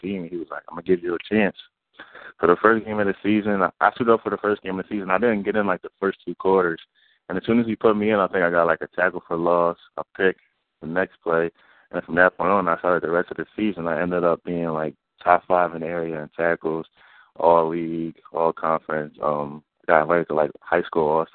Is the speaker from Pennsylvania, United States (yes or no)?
yes; Georgetown, Pennsylvania, United States; from Georgetown, PA, right by the Philadelphia area.